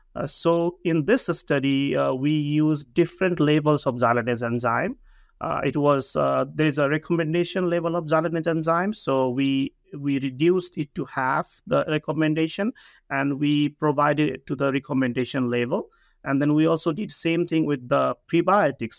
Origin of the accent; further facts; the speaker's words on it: Nepal; moved away as an adult; also born or lived in Hawaii, United States; I come from Nepal